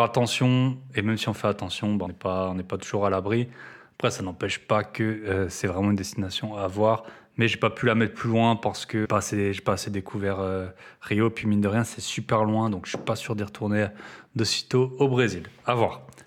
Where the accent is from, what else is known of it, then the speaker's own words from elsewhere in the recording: France; en tant que Français